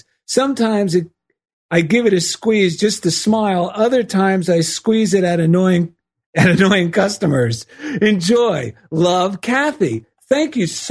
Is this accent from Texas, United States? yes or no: no; New Jersey, United States; now in Culver City, United States; we're both Italians from New Jersey